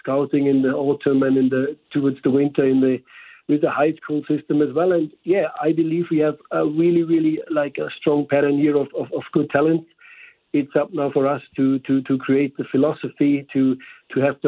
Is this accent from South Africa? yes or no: no; Germany; English is a second language; moved away as an adult; now in St. Louis, United States; From Germany, as maybe you picked up by the slight accent.